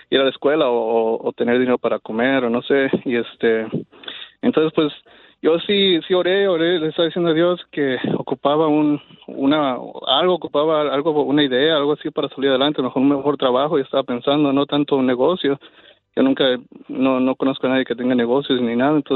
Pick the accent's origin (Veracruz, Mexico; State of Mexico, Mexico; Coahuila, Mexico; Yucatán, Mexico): Coahuila, Mexico; Torreón